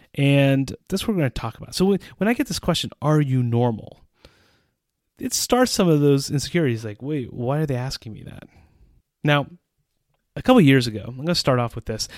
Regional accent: United States; moved away as an adult; also born or lived in Central Europe; now in Czech Republic; an American citizen who has lived in Central Europe for almost twenty years

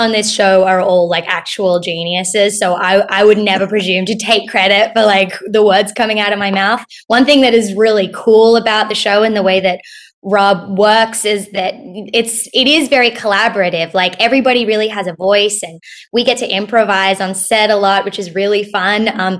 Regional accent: Australia; also born or lived in United States; I'll answer the second question first, which is that I'm Australian.

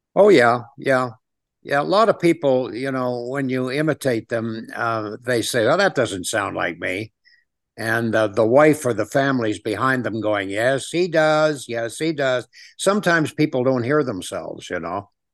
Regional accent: Ottawa, Ontario, Canada; also born or lived in Toronto / Hollywood; now in Las Vegas, United States; I was born in Ottawa, which is the capital city of Canada. And, um, I grew up there

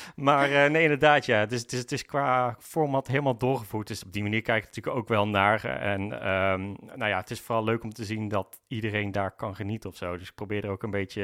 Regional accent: North Brabant, Netherlands; moved away as an adult; now in Amersfoort, Netherlands; ik kom zelf oorspronkelijk uit Brabant. Daar heb ik eigenlijk het grootste gedeelte van mijn leven gewoond

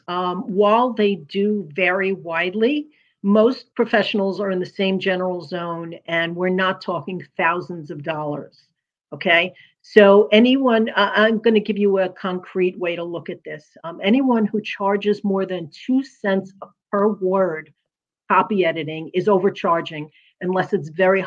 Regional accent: New York City, New York, United States; also born or lived in New Jersey / Pennsylvania / Alabama; now in Virginia Beach, United States; I'm originally from Brooklyn, New York, if you could tell

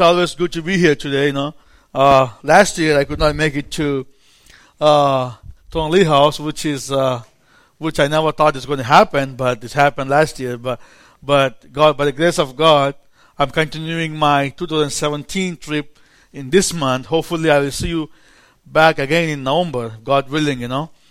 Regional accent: India; accent: Indian; English is a second language; moved away; an Indian preacher

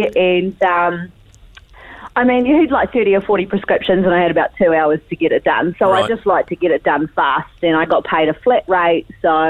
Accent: Invercargill, Southland, New Zealand; I'm from Invercargill.

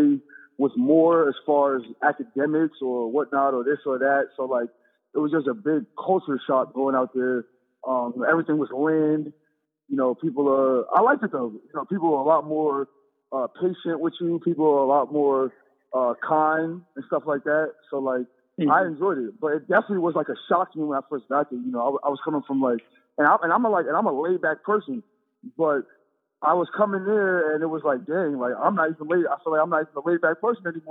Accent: Hackensack, New Jersey, United States; I'm 7 minutes from the George Washington Bridge

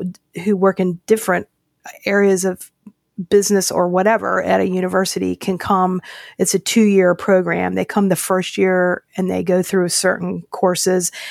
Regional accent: Winston-Salem, North Carolina, United States; my hometown, Winston-Salem, North Carolina

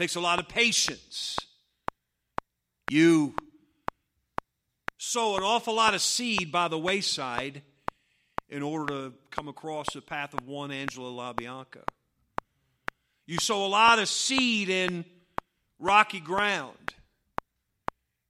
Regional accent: United States; I grew up on Route 311 over here in the Patterson Baptist Church.

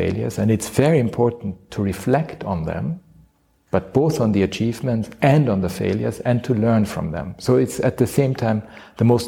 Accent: Austria; moved away; as I was growing up in Austria

